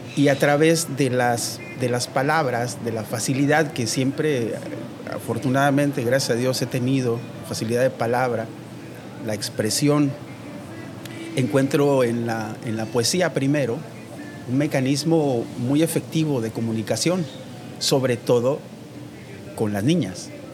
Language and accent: Spanish; Veracruz, Mexico; Soy eh, originalmente de Veracruz